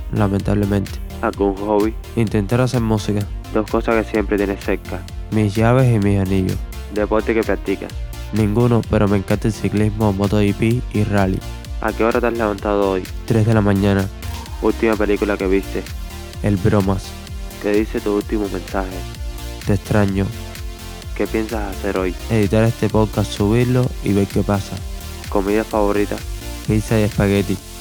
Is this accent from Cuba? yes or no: yes; Havana, Cuba; La Habana, Cuba